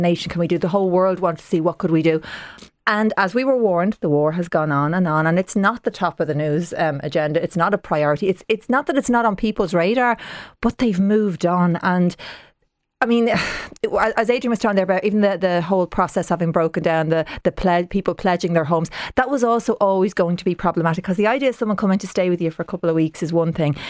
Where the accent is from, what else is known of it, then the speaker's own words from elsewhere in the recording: Dublin, Leinster, Ireland; I'm a proud Dub. Now, I'm from, I'm from the south side kind, I'm from Talla